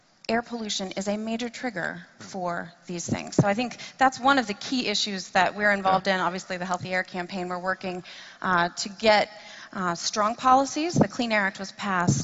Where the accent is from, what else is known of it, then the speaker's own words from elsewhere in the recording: Tennessee, United States; I am from Tennessee. That's my home state